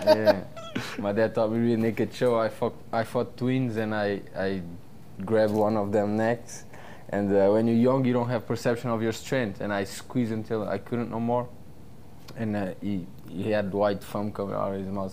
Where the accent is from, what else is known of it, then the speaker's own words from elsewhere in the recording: Portugal; moved away as an adult; also born or lived in California; now in Florida, United States; I lived in Portugal until I was 21 years old. And I came to America when I was 21, and I never went back